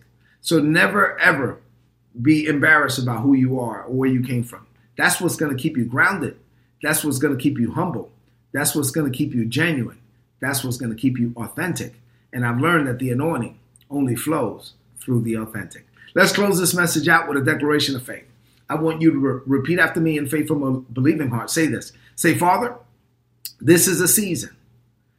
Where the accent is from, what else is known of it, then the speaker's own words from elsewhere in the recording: New York City, New York, United States; I'm a Dominican kid from Brooklyn. I'm proud to say that my mother came to this country in 1970 and I was born in 1972 and I grew up in East New York, Brooklyn